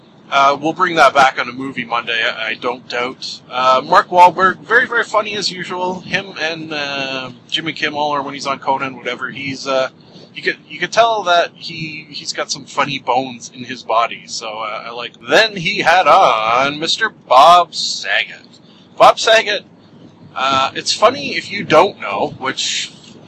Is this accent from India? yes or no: no; Canada; as a kid... in grade school, having to sing every day the Canadian National Anthem